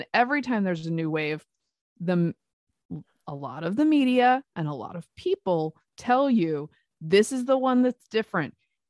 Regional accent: the South, United States; That's a thing I learned when I moved here. I'm a Southerner. I am not trained for this.

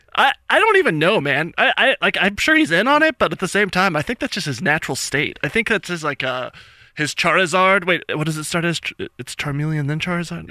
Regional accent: New Mexico, United States; moved away; I'm from New Mexico originally

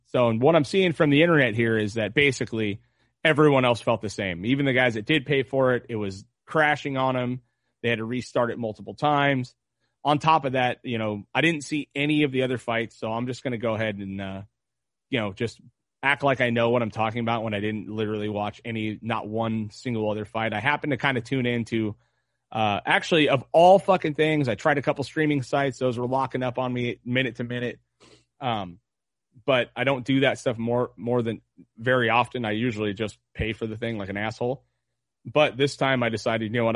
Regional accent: United States; as an American, as a man, as a father

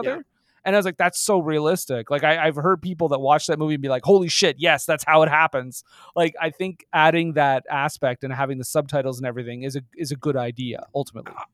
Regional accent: Canada; I am fucking Canadian.

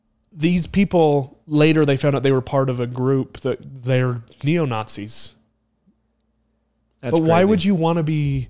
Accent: Idaho, United States; It did become national news, but it was bigger for me because it was in my home state.

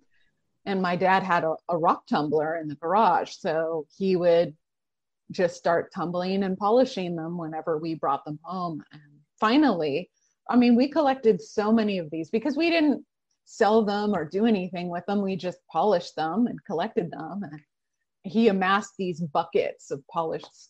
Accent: Oregon, United States; I grew up in Oregon.

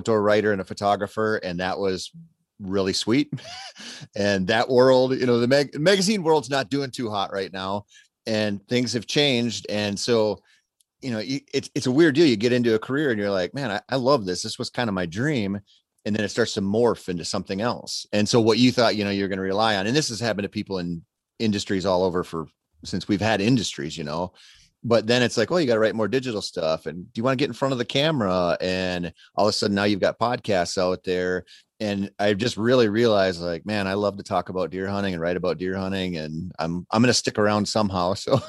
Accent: Minnesota, United States; I grew up in Minnesota.

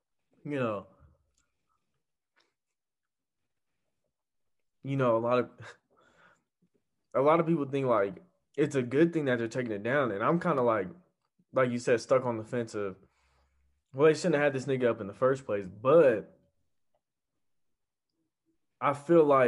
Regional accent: United States; as an American

